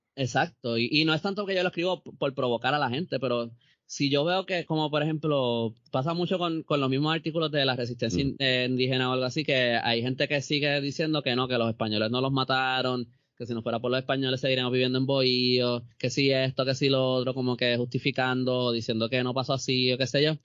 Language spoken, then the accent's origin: Spanish; Puerto Rico